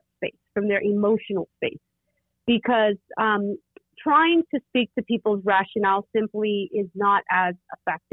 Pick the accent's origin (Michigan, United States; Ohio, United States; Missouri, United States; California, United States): California, United States; Oakland; I grew up in Oakland, California, home of the Black Panther